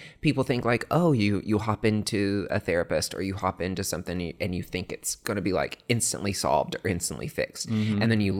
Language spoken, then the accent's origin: English; Morristown, Tennessee, United States; it's funny because I grew up on a farm, like in East Tennessee, like country kid. No. I had to lose my accent a little bit when I went to Vandy because everybody made fun of me.